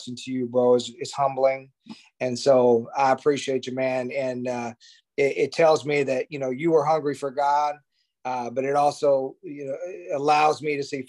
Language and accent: English; Jacksonville, Illinois, United States; I was going to this Baptist church in my hometown of Jacksonville, Illinois, a little small town in Illinois, outside of Springfield